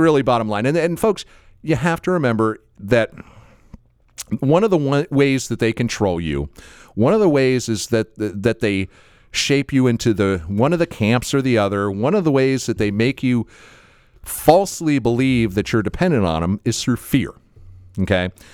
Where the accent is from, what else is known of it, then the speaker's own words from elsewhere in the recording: Florida, United States; someone born and raised in Florida